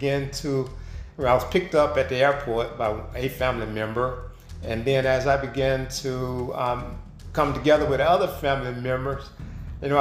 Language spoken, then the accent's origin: English; United States; moved away as an adult; now in Heidelberg, Germany; I am an American that has been living in Germany for several years.